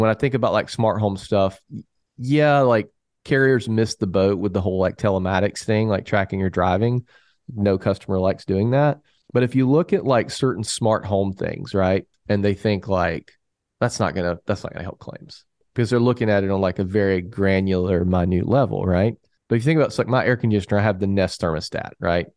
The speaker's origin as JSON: {"language": "English", "region": "the South", "country": "United States", "said": "I'm from the South"}